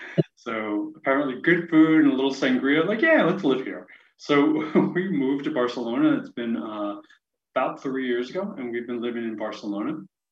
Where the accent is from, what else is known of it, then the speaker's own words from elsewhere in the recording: New York, United States; moved away as an adult; also born or lived in Chicago / West Coast; I grew up in New York. I worked in financial services in Manhattan. Somewhere along the line, that particular company got acquired and moved me to Chicago. So I spent 8 years in the Windy City.